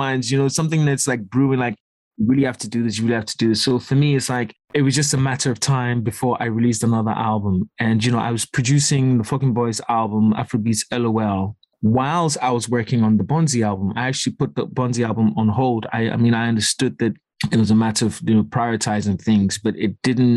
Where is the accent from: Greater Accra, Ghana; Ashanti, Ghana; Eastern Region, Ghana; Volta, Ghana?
Greater Accra, Ghana; Accra; also born or lived in East London, United Kingdom; now in United Kingdom; growing up in Accra